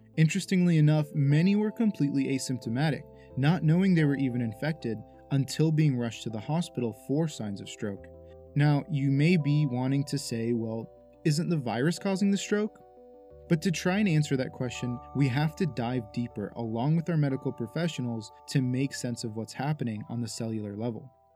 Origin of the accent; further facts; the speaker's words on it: Arizona, United States; My home state of Arizona